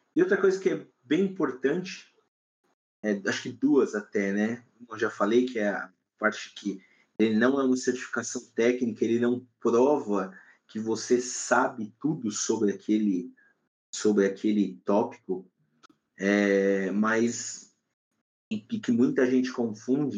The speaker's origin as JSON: {"language": "Portuguese", "country": "Brazil", "said": "eu, aqui no Brasil, sou brasileiro"}